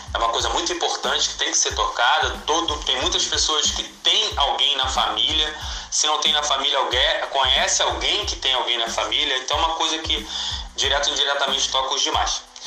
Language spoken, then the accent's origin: Portuguese; Nova Iguaçu, Rio de Janeiro, Brazil; Nova Iguaçu, de onde eu sou